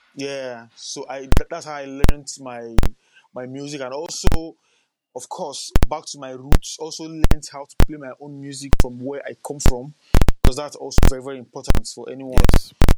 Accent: Lagos, Nigeria; also born or lived in Cross River State, Nigeria; I'm a native of um, Crush, somewhere called Cross River State in Nigeria. Okay. But I was born and bred in Lagos, Nigeria.

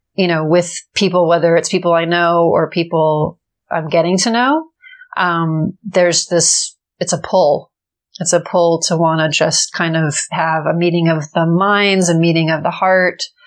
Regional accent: Los Angeles, California, United States; I grew up in Los Angeles and I'm actually the third generation born in Los Angeles

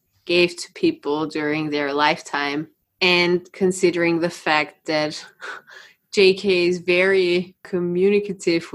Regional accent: Austria; all the psychopaths are coming from my country again

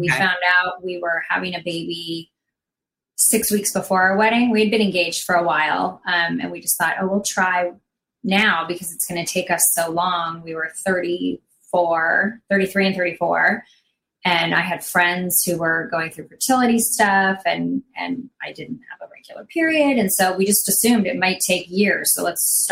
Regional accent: Westlake Village, California, United States; I grew up in Westlake Village and Agora Hills

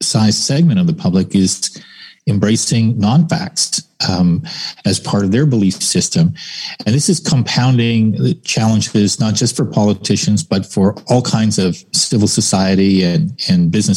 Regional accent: Canada

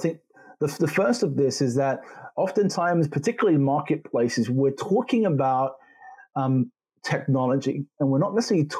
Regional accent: London, United Kingdom; also born or lived in Jamaica / Germany; I'm a Jamaican farm boy who grew up in London, studied in Germany

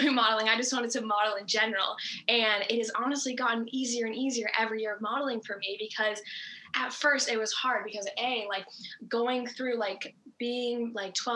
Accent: Massachusetts, United States; where I grew up is in Massachusetts. So that's like always been my home base

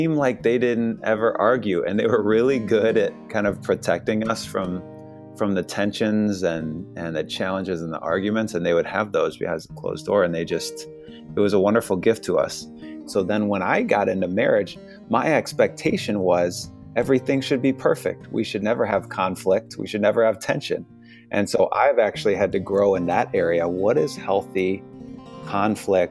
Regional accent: Chicago, Illinois, United States; now in Washington, D.C., United States; We're in Washington, D.C., and originally from Chicago

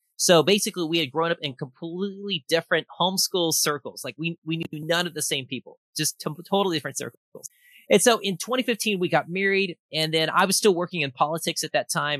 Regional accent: Austin, Texas, United States; I am from Austin, Texas

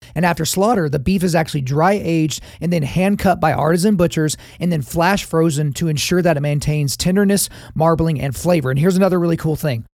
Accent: Oklahoma, United States; I grew up in Oklahoma, the belt buckle of the Bible Belt

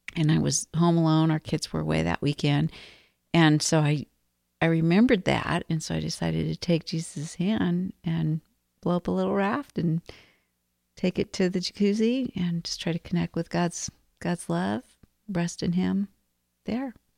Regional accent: Arizona, United States; moved away; I grew up in Arizona.

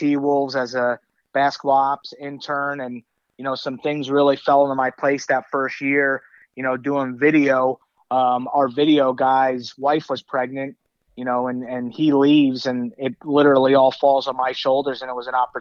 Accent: New York, United States; moved away; growing up in New York

